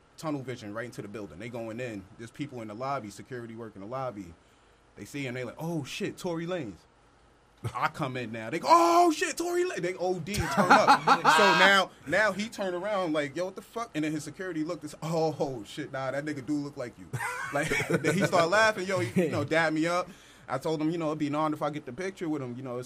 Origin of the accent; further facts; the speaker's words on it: New York City, New York, United States; accent: Long Island; also born or lived in Long Island, New York; growing up in the Bronx